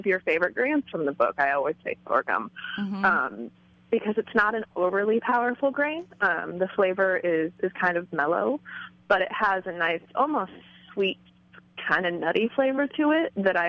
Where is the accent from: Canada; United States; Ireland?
United States; Midwest; I grew up in the Midwest in a really kind of rural community